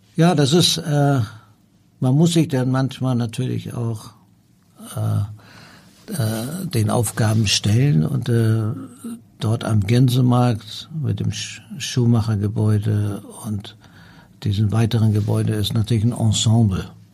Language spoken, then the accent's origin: German; Hamburg, Germany; also born or lived in Tehran, Iran; hier bin ich aufgewachsen